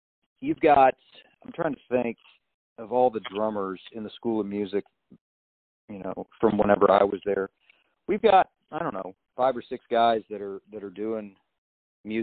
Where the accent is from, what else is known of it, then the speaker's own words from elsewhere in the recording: Illinois, United States; moved away as an adult; now in Nashville, United States; I came from Illinois, you know, big fish, you know, coming to Nashville